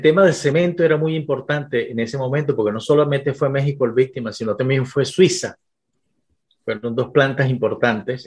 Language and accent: Spanish; Venezuela; me regresé a Venezuela